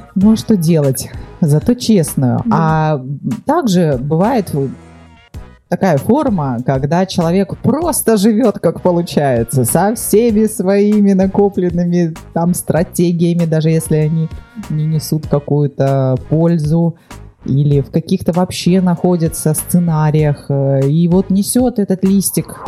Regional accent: Vladivostok, Primorsky Krai, Russia; я родилась во Владивостоке

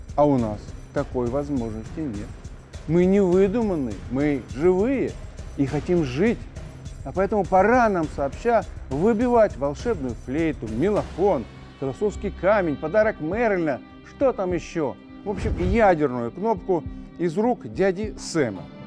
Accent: Belarus; мы, белорусы

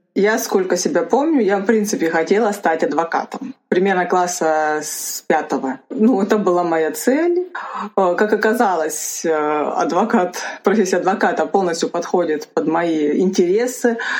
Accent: Rostov Oblast, Russia; now in Moscow, Russia; я сама из Ростовской области, для тех, кто не знает. И, соответственно, у меня есть определенный акцент

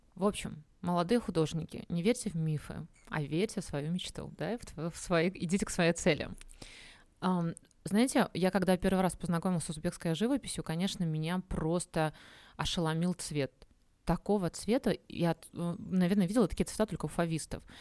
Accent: Minsk, Belarus; now in Uzbekistan; я сама из Минска, в котором солнца нет

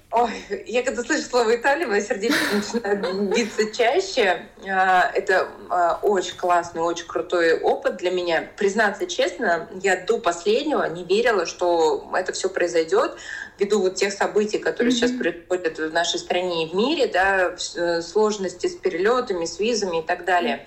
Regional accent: Belokurikha, Altai Krai, Russia; Я сама родилась mm на Алтае, а, маленький городочек Белокуриха

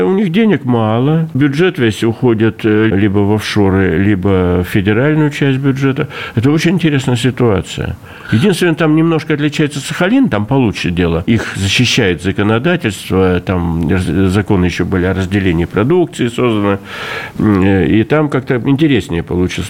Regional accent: Russian Far East, Russia; как дальневосточник всю жизнь живу

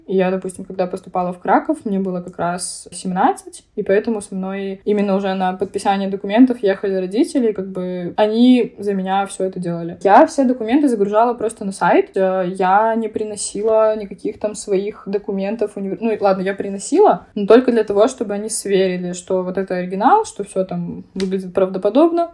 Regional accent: Belarus; moved away as an adult; also born or lived in Poznań, Poland; now in Poland; при этом знаю белорусский, но не говорю на нем, хотя я из Беларуси

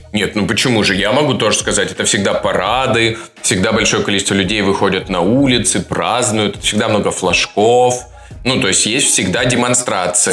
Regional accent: Adygea, Russia; я из Адыгеи, понимаешь, я адыгеец

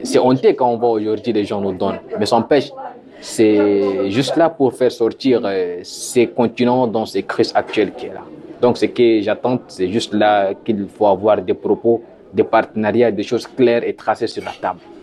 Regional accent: Central African Republic; now in Moscow, Russia; j'attends en tant qu'Africain, en tant que Centrafricain

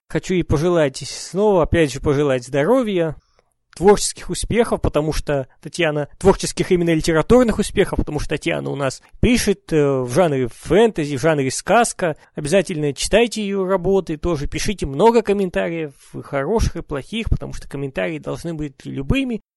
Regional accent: Urals, Russia; я родом с Урала

